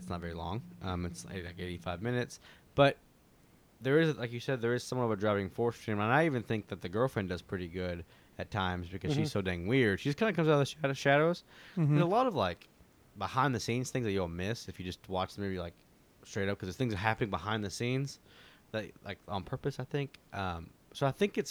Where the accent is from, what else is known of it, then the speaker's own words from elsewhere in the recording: United States; we're American too